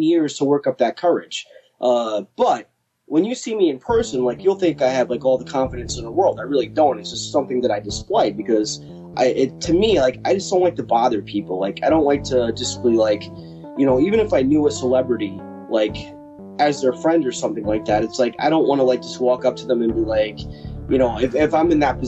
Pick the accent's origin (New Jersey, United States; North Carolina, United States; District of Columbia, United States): New Jersey, United States; Kingsburg; moved away as an adult; now in Bordentown, United States; Because I grew up in Kingsburg. And then, of course, I moved out of Kingsburg and I moved to Bordentown